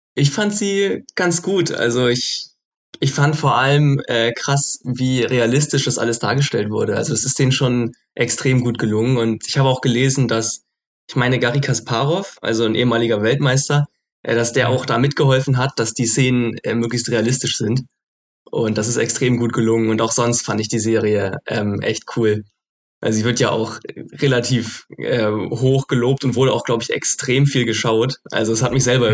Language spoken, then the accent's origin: German; Hamburg, Germany; moved away as an adult; now in Frankfurt, Germany; ich komme ja ursprünglich aus Hamburg, aber bin jetzt gerade in Frankfurt